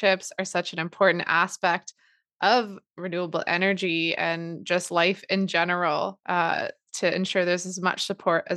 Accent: the Kootenays, BC, British Columbia, Canada; moved away; originally born and raised in the Kootenays in BC

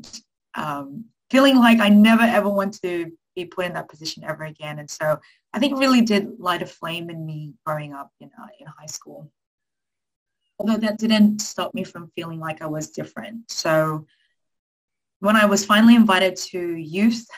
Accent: Sydney, New South Wales, Australia; also born or lived in Philippines; I grew up in Western Sydney. My parents are from the Philippines, and when I was one, they made a decision to make their way to this wonderful country.

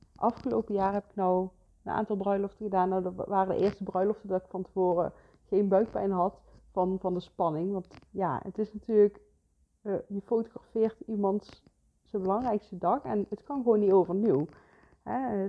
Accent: Geldrop, North Brabant, Netherlands; moved away as an adult; also born or lived in Heeze; now in Bakel, Netherlands; ik kom van origine uit Gelderop. ik ben niet in Gelderop geboren, maar kort daarna ben, zijn we naar Gelderop toe verhuisd en daar heb ik eigenlijk heel mijn leven eh, gewoond.

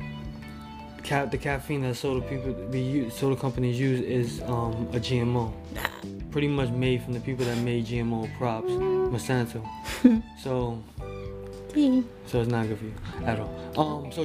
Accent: Canada; I'm Canadian

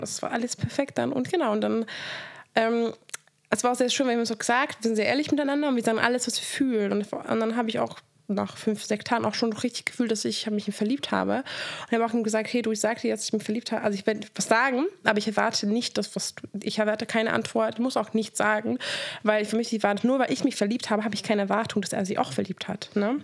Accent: Hungary; moved away; Ich bin in Ungarn aufgewachsen

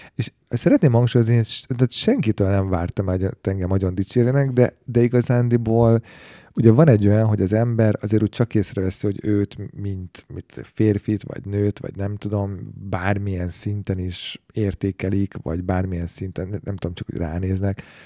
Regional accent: Hungary

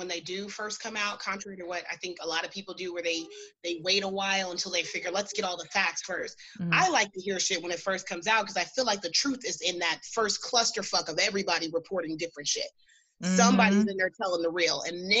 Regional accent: Kansas City, Missouri, United States; born there; So I was born in Kansas City, Missouri, so that's the only reason I paid extra close attention to this.

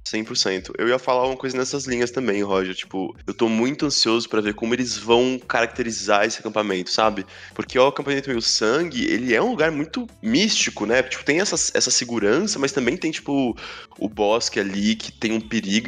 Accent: Praia Grande, São Paulo, Brazil; Nasci em Praia Grande

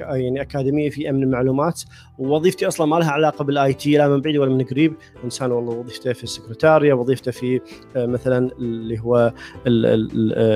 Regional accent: Kuwait; من الكويت

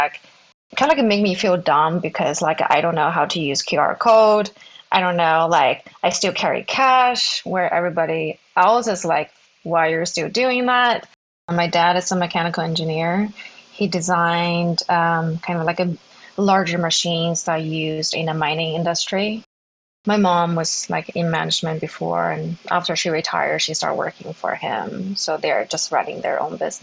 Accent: Zhengzhou, Henan, China; moved away as an adult; Was born and raised in China. I grew up in a small city called Zhengzhou. It's in the middle part of China.

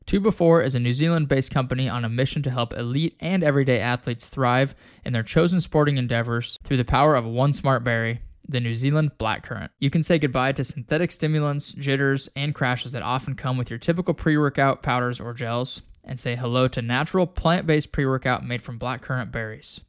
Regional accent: Casper, Wyoming, United States; moved away; I'm from Casper, Wyoming originally

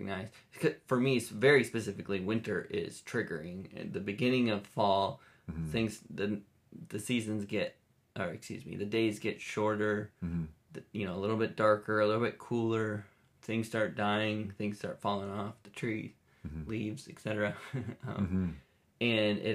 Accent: Minnesota, United States; moved away; I grew up in Minnesota, so winter was long, and it was gray, and it was cold.

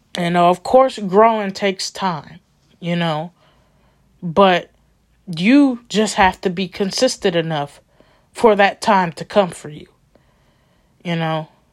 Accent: Milwaukee, Wisconsin, United States; I'm coming back to my hometown, Milwaukee

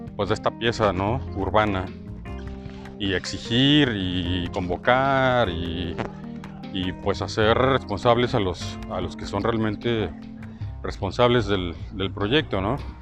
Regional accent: Irapuato, Guanajuato, Mexico; moved away as an adult; also born or lived in Morelia, Michoacán / Mexico City / León, Guanajuato; now in Guadalajara, Mexico; yo siendo michoacano de nacimiento, nací en Morelia, les había comentado, este, había vivido pues en Ciudad de México de los 3 años a los, a los 6 y luego en Irapuato de los 6, 7 a los, no sé, 18 eh, y luego en León

